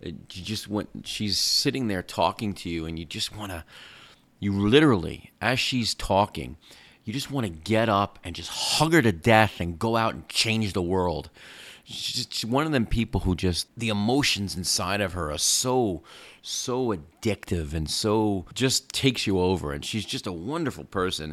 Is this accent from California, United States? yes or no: no; New York, United States; moved away; I grew up in New York